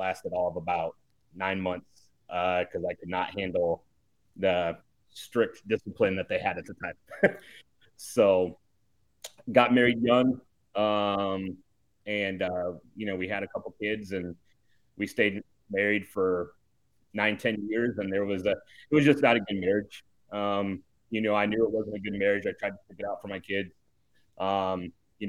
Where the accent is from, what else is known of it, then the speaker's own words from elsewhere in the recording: Iowa, United States; I grew up in Iowa.